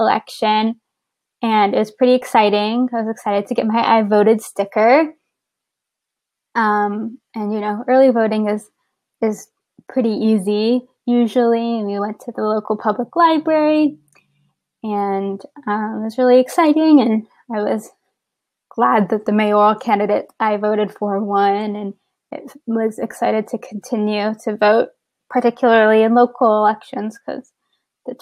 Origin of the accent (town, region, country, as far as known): San Antonio, Texas, United States; moved away as an adult; now in Baltimore, United States